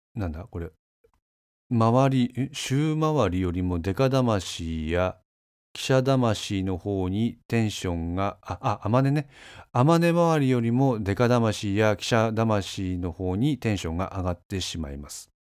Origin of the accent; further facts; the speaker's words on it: Kanazawa, Ishikawa, Japan; accent: Kanazawa dialect; 金沢弁バリバリの人間でして